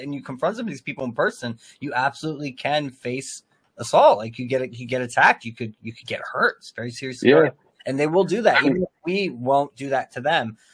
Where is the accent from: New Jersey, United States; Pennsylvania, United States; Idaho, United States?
New Jersey, United States; I'm from New Jersey and like the ghetto part of New Jersey